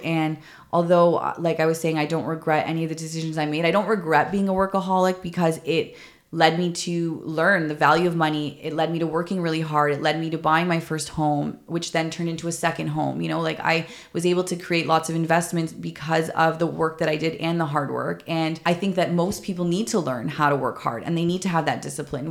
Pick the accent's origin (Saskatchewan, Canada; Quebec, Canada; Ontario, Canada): Ontario, Canada; Toronto; I grew up in Toronto